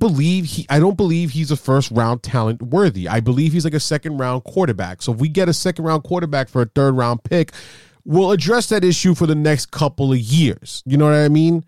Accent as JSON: {"language": "English", "region": "New York", "country": "United States", "said": "we're from New York and we're Giants fans"}